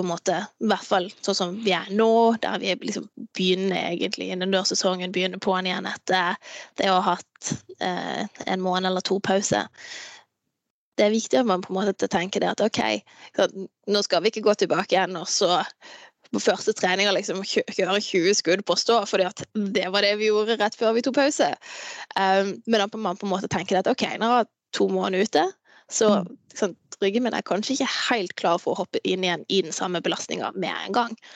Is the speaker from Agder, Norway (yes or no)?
yes; Farsund, Agder, Norway; also born or lived in Andenes; now in Tromsø, Norway; Jeg kommer jo opprinnelig fra, fra Farsund